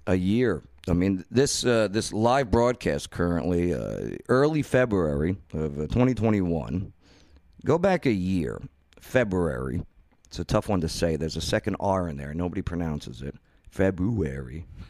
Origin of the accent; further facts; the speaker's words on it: the North, United States; moved away as an adult; now in Clarksville, United States; I'm a Yankee, or now I'm a damn Yankee since I'm a homeowner here in the South Tennessee